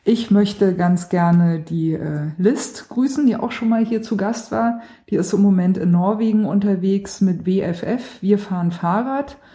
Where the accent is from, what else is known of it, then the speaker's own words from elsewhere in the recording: Baden-Württemberg, Germany; accent: Swabian; ja gut, ich komme aus Schwaben. Ich äh, sag der Butter und der Klo.